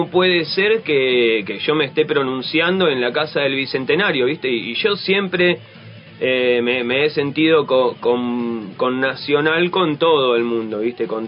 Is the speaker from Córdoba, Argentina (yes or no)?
no; Buenos Aires, Argentina; born there; No, yo nací en Boedo, eh, barrio de Bardero.